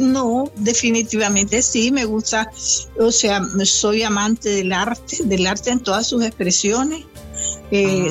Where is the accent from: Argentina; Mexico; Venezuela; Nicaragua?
Nicaragua; Caribbean Coast of Nicaragua; moved away; yo que soy costeña